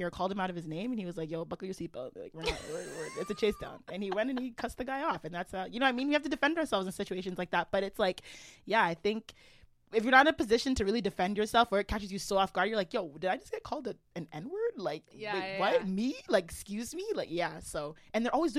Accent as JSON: {"language": "English", "country": "Canada", "tie": "born or raised there", "said": "I was born in Canada"}